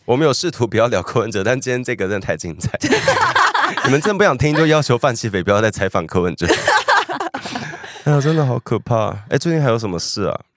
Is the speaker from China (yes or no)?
no; Taiwan; 以我们一个台湾人看